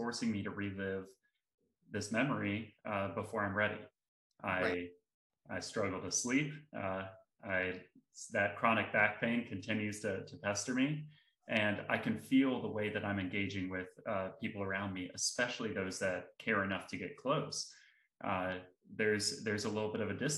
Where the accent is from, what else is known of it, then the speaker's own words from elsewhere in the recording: South Carolina, United States; my home state of South Carolina